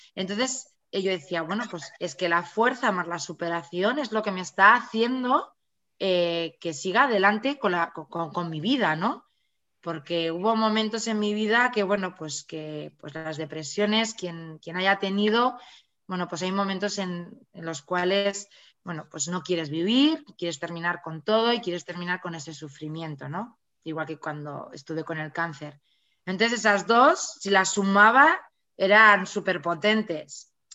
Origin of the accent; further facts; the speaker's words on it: Pamplona, Navarre, Spain; yo soy de Pamplona, de Navarra, eh, vivo, he vivido toda la, vivo aquí toda la vida